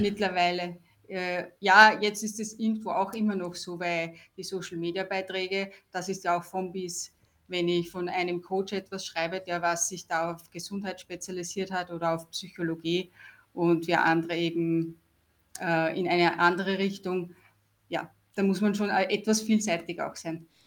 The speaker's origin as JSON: {"language": "German", "country": "Austria", "said": "ich komme aus Österreich"}